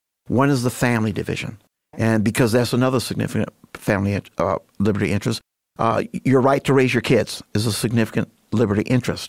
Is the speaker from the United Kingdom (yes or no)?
no; Grand Rapids, Michigan, United States; moved away as an adult; now in Muskegon, United States; I was born and raised in Grand Rapids, grew up on the southeast side.